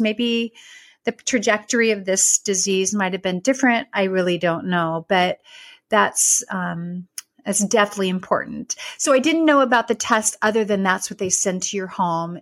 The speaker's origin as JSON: {"language": "English", "town": "Dixon", "region": "California", "country": "United States", "moved": "as an adult", "lives_now": "Texas, United States", "said": "I was from Northern California, lived in this very small town called Dixon"}